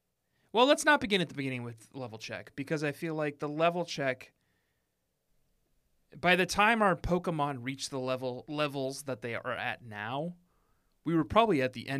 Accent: Minnesota, United States; I grew up in Minnesota, which has lots of lakes.

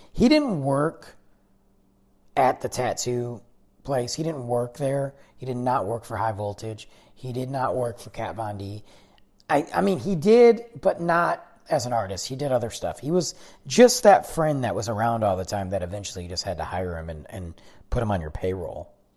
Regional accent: Detroit, Michigan, United States; moved away as an adult; now in Texas, United States; I'm from Michigan. I'm from Detroit

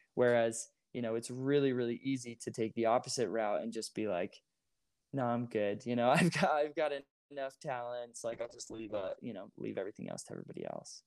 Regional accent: Moorestown, New Jersey, United States; moved away as an adult; also born or lived in Utah County, Utah; I grew up in Moorestown

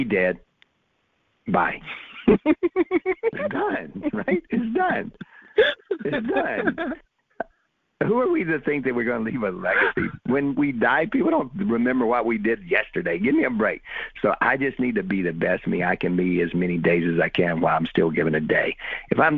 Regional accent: South Alabama, United States; doing what I'm doing from South Alabama

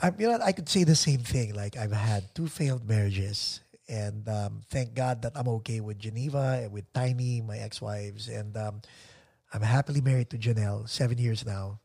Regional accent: Philippines; accent: Tagalog accent; English is a second language; also born or lived in Arizona; Okay naman yung pag-English ko kahit may Tagalog accent.

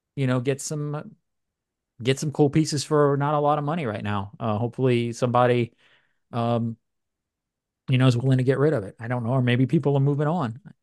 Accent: New Orleans, Louisiana, United States; moved away; I love New Orleans, man. That's my hometown.

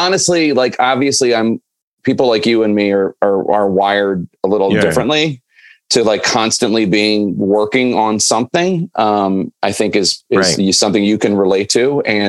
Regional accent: Philadelphia, Pennsylvania, United States; I was 8 in 1977 and I was in Philly

